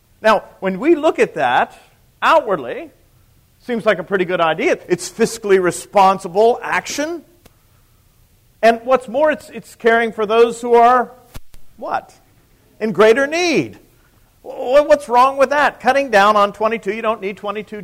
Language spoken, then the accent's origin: English; United States